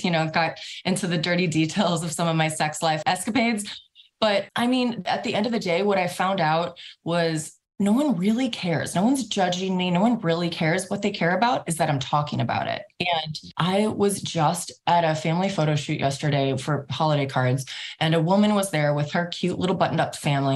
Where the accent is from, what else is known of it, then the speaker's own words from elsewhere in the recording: Midwest, United States; I'm from the Midwest. I grew up in a large, very traditional Catholic family